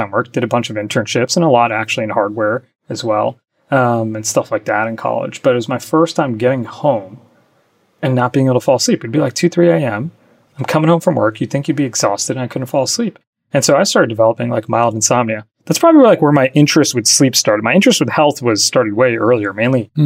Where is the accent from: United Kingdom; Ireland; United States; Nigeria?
United States; New Jersey; moved away as an adult; also born or lived in Michigan / New York City; I grew up in New Jersey